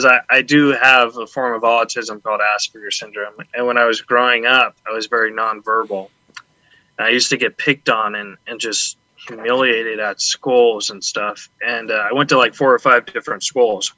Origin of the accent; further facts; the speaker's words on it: Huntington Beach, California, United States; also born or lived in San Antonio, Texas; We moved to Orange County, so okay. Huntington Beach.